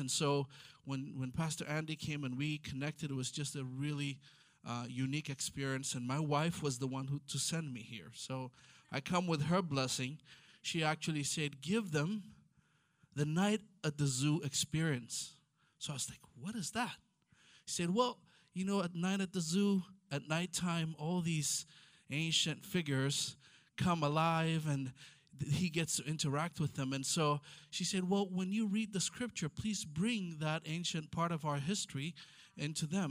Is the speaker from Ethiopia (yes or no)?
yes; Ethiopia; first language Amharic; English is a second language; now in Israel; I'm from Ethiopia